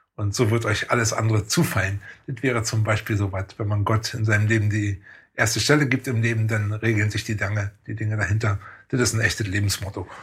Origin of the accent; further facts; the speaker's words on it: Oranienburg, Brandenburg, Germany; Und ich bin ja wenigstens in Oranienburg geboren und irgendwie ist Oranienburg auch so was von daher wie meine Heimatstadt